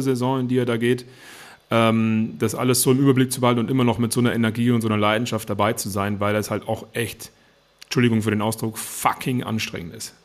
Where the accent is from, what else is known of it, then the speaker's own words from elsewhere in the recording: Germany; bei uns in Deutschland